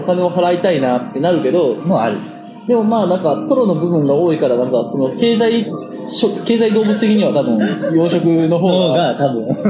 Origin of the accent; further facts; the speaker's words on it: Kitakyushu, Fukuoka, Japan; moved away; 俺地元福岡だからさ、福岡の北九州ってとこなんだけど